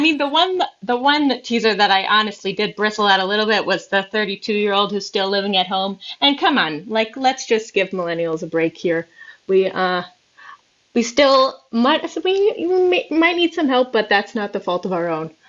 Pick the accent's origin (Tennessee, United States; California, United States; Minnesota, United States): Minnesota, United States; I am from Minnesota